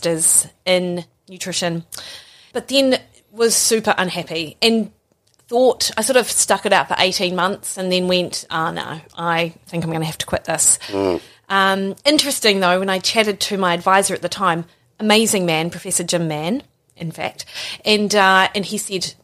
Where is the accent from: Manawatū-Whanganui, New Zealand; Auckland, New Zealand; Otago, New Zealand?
Otago, New Zealand; Dunedin; from Dunedin. Born and bred.